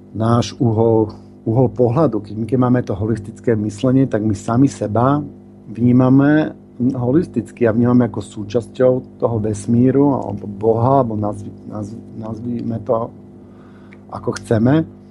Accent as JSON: {"language": "Slovak", "town": "Bratislava", "region": "Bratislava Region", "country": "Slovakia", "moved": "yes", "lives_now": "Tunbridge Wells, United Kingdom", "said": "Pôvodne som z Bratislavy a vždy, keď prídem domov, tak tam spravím nejaký seminár"}